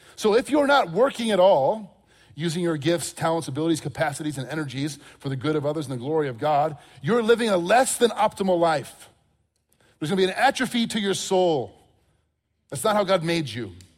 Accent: Crystal Lake, Illinois, United States; I grew up in Crystal Lake, Illinois, north of here

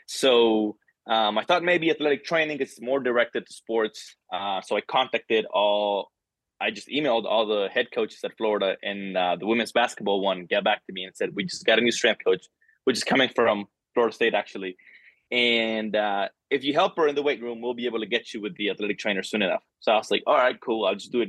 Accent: El Salvador; born there; also born or lived in Central America; I was born in El Salvador, bounced around Central America a couple times, lived in four other countries

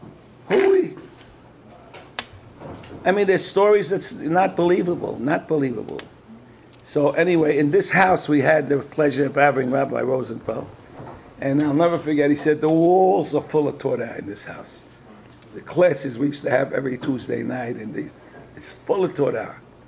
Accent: Brooklyn, New York, United States; Now, I'm from Brooklyn. I can't take these kind of things.

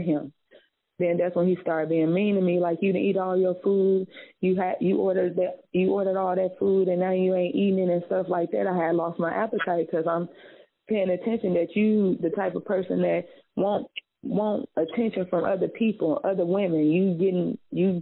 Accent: Chicago, Illinois, United States; moved away; also born or lived in Indiana; I'm from Chicago

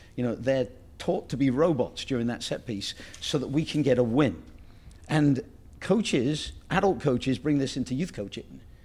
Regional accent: England, United Kingdom; moved away; the ethos that I grew up with in England

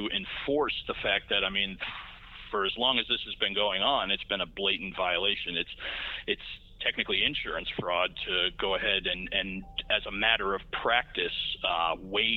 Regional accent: Massachusetts, United States; moved away as an adult; now in South Florida, United States; I'm originally from Massachusetts, live in South Florida, moved down here about 15 years ago.

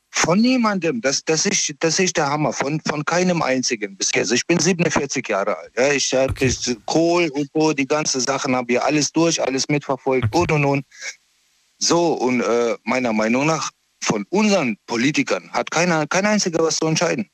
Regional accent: Karlsruhe, Baden-Württemberg, Germany; Süden Deutschlands, äh, exakt Karlsruhe

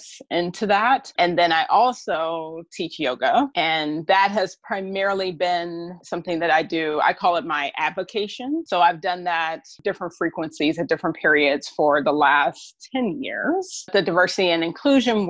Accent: Dayton, Ohio, United States; moved away as an adult; now in Washington, DC, United States; Dayton, Ohio, which is where I'm originally from.

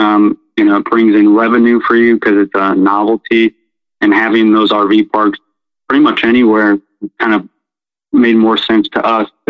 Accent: Cleveland, Ohio, United States; now in Florida, United States; I'm originally from Cleveland, so we're transients here also

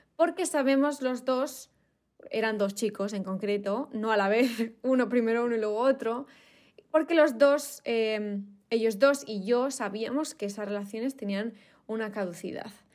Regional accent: Spain; me faltaba algo en mi país, en España

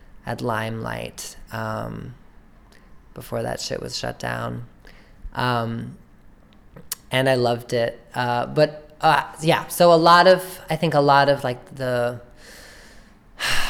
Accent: New Rochelle, New York, United States; now in New York City, United States; I grew up in New Rochelle, New York, which is in Westchester County

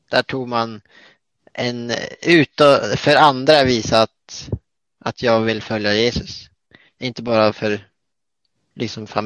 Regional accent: Slussfors, Västerbotten County, Sweden; Vi var ju eh, bara några få ungdomar i Slussfors där vi kommer ifrån.

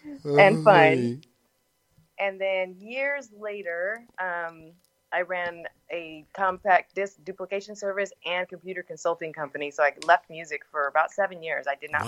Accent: the Bay Area, California, United States; I'm from the Bay Area. We're actually both from the Bay Area

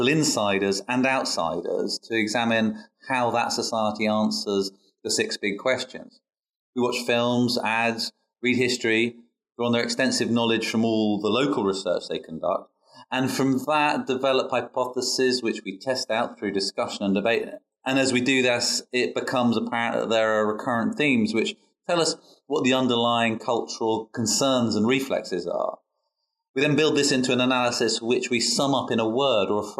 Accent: United Kingdom; as a Brit

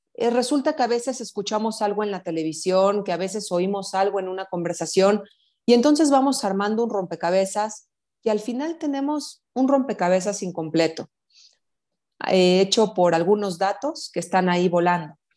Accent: Mexico; Como mexicanas

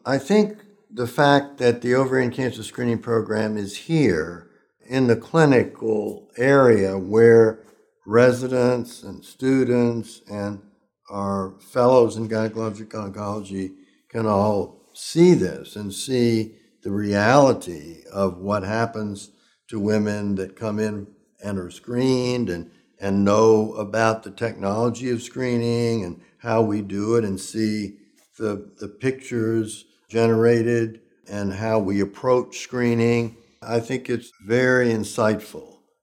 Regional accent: Oldham County, Kentucky, United States; I was brought up in Kentucky, in Oldham County

